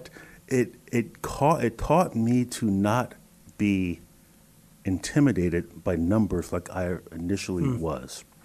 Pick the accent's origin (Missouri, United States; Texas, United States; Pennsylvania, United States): Pennsylvania, United States; Susquehanna Township; also born or lived in Toledo, Ohio; I grew up in Susquehanna Township